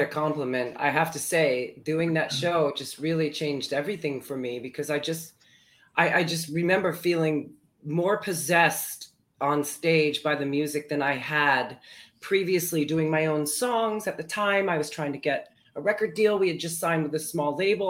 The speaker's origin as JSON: {"language": "English", "region": "Florida", "country": "United States", "tie": "born or raised there", "also_born_or_lived": "New Brunswick, New Jersey / Fort Lee, New Jersey", "moved": "as an adult", "lives_now": "New York City, United States", "said": "I was um, two when we moved to Florida"}